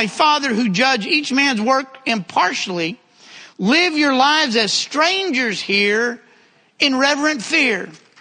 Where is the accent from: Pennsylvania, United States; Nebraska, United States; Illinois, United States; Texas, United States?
Texas, United States; accent: southern; he knew I was from one of the southern states. And when I said Texas, he said, I could have guessed that.